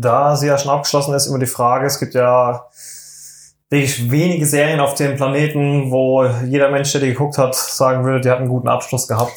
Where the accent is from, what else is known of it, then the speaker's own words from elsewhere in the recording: Germany; wir sind Deutsche